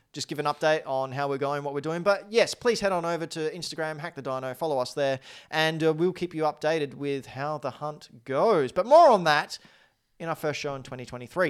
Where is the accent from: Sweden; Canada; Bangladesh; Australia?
Australia; Say g'day, Cobber, 'cause we're Australian, mate